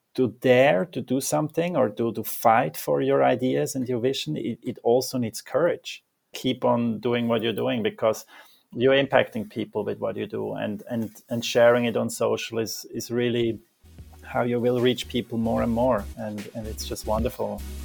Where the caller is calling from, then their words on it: Zurich, Switzerland; I'm calling from Zurich, Switzerland